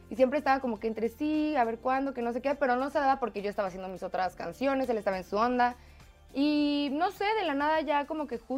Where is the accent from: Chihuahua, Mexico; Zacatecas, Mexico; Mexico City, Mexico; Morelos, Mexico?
Mexico City, Mexico; De la Ciudad de México.